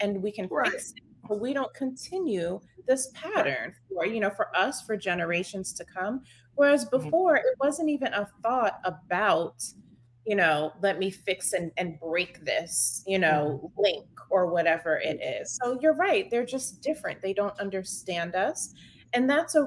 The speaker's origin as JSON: {"language": "English", "region": "New York", "country": "United States", "said": "I'm from New York"}